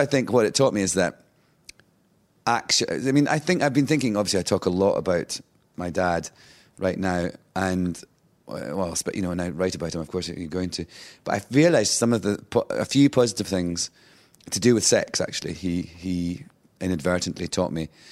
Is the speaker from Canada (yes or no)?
no; Scotland, United Kingdom; moved away as an adult; also born or lived in London / New York; being Scottish